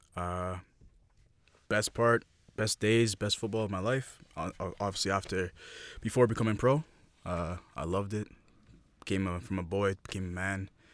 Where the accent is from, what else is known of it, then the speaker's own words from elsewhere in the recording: Toronto, Ontario, Canada; Born and raised in the beautiful city of Toronto